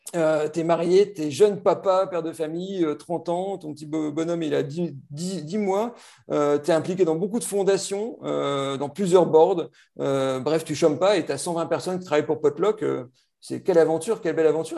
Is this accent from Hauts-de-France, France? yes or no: yes; Lille, Hauts-de-France, France; je suis ch'ti, ce hein, c'est plus un secret. Donc, je suis lillois